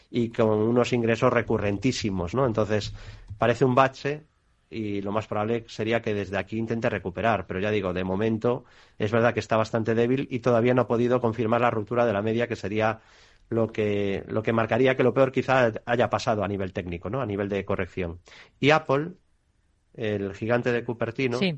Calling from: Bilbao, Basque Country, Spain; de Bilbao. Buenas tardes.

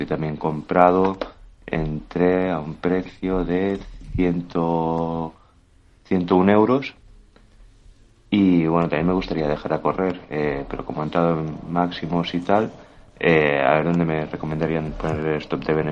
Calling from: Barcelona, Catalonia, Spain; Muy buenos días, eh … de Barcelona.

